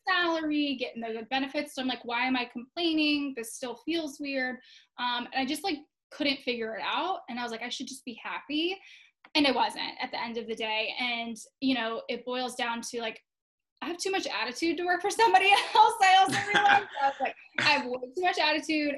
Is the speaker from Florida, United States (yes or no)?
yes; Florida, United States; I actually live in Tampa, Florida. So, uh, Florida native here